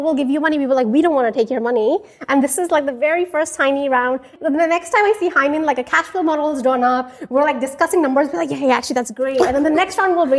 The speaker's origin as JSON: {"language": "English", "country": "India", "tie": "born or raised there", "also_born_or_lived": "Columbia University, New York", "moved": "as an adult", "said": "I grew up in India, a small town, then made my way over to Colombia."}